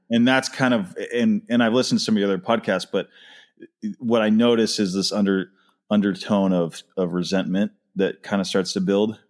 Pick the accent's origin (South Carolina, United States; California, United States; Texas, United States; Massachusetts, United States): Massachusetts, United States; just outside Boston; I grew up just outside Boston